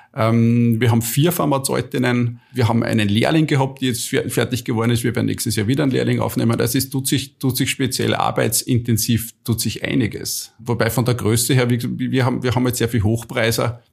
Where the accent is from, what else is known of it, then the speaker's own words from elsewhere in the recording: Austria; ich bin ein typischer Österreicher